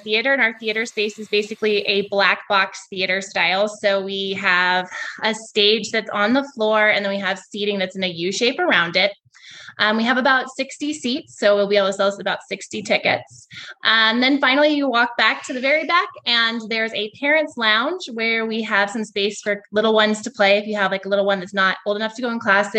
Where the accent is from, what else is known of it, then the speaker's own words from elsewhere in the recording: Washington, United States; moved away as an adult; also born or lived in Montana; now in Longmont, United States; I'm actually from Washington State